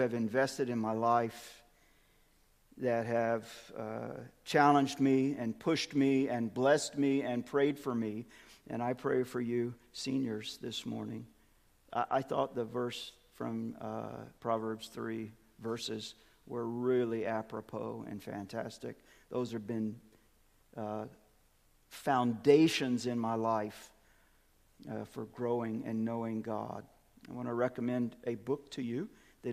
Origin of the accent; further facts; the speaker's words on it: Birmingham, Alabama, United States; moved away; Grew up, in Birmingham, born and raised in Birmingham.